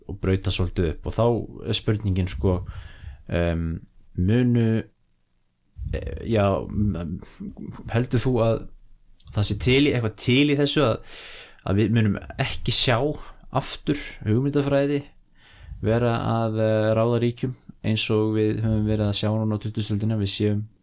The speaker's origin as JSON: {"language": "Icelandic", "country": "Iceland", "said": "við sem Íslendingar"}